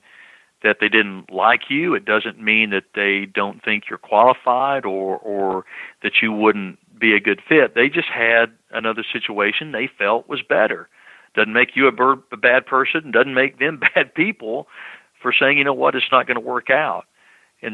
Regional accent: Knoxville, Tennessee, United States; moved away; growing up in Knoxville in Tennessee, right next door to North Carolina

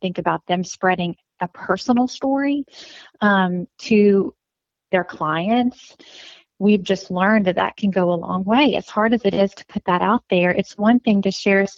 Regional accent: North Louisiana, United States; now in Acadiana, United States; I'm from North Louisiana, but living in Acadiana

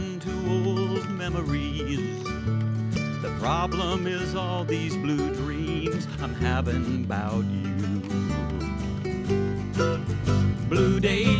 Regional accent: Bloomington, Indiana, United States; We're from Bloomington. We grew up in Bloomington

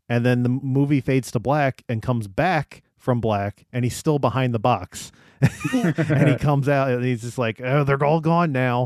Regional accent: United States; I'm American.

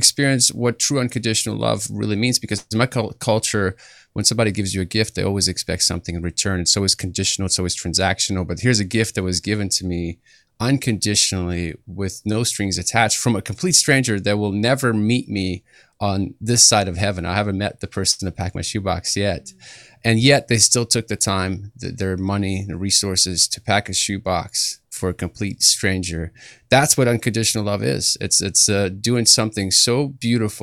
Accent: Kyiv, Ukraine; now in United States; I come from Kiev, Ukraine. I grew up in a persecuted family.

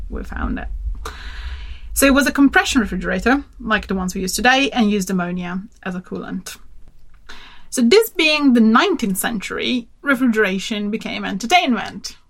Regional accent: Turin, Piedmont, Italy; Turin, my hometown

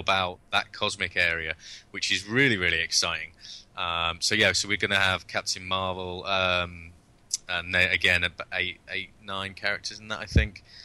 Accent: United Kingdom; being British

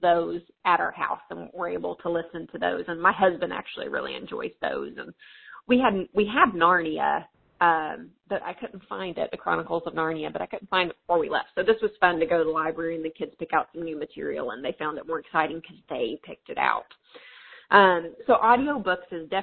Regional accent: Tennessee, United States; accent: southern; now in North Dakota, United States; But I am originally from, if you catch some southern accent in my voice, I'm originally from Tennessee.

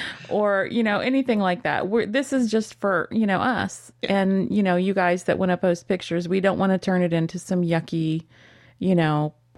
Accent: Texas, United States; growing up in Texas, y'all works for me.

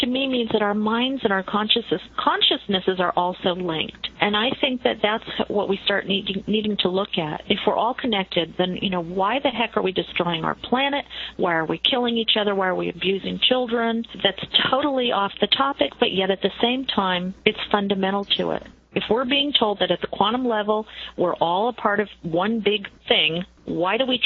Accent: New York, United States; I'm Italian. I'm from New York

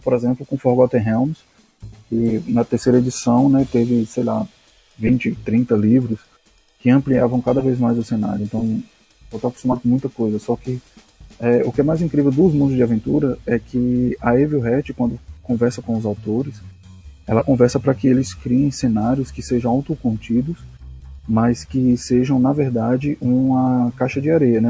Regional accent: Pernambuco, Brazil; eu sou de Pernambuco

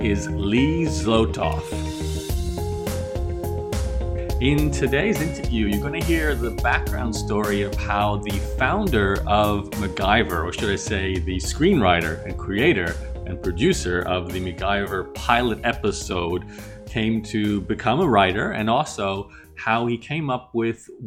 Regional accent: Australia; growing up in Australia

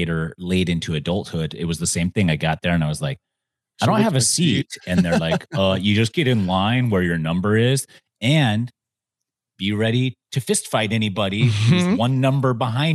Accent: Utah, United States; So maybe in all of our time growing up in Utah

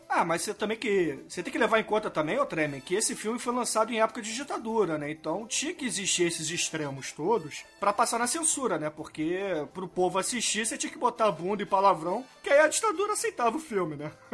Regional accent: Rio de Janeiro, Brazil; A gente é carioca, né? Excetuando o Almighty, a gente é carioca

